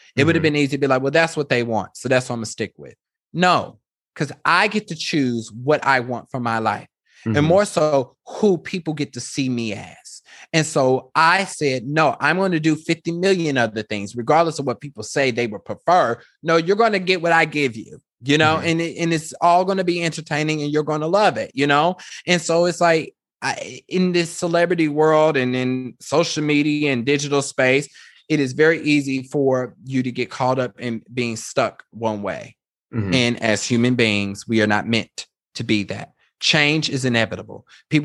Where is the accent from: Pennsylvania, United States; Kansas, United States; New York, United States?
Kansas, United States; when I think about growing up in Kansas, I think that's why people stay in Kansas, is because it's very comfortable.